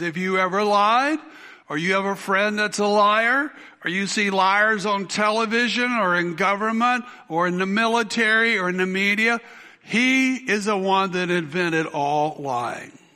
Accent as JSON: {"language": "English", "region": "South Carolina", "country": "United States", "tie": "born or raised there", "said": "I went out for the high school football team where I grew up in South Carolina"}